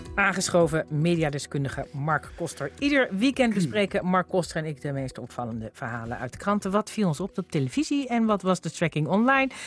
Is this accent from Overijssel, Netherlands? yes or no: yes; Zwolle, Overijssel, Netherlands; ik kwam uit Zwolle